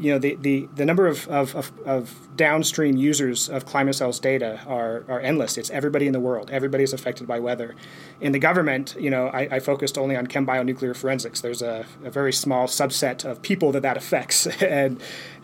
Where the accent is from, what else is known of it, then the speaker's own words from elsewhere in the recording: eastern Colorado, United States; We grew up in Colorado, where, you know, eastern Colorado, we had a lot of tornadoes